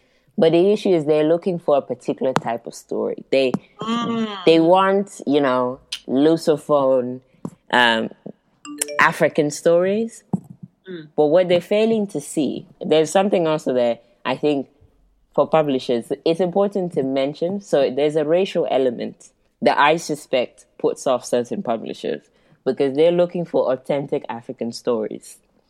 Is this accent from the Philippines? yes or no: no; Guinea-Bissau; also born or lived in Portugal; as much as I say I'm from Guinea-Bissau, you know, even though I was born in Portugal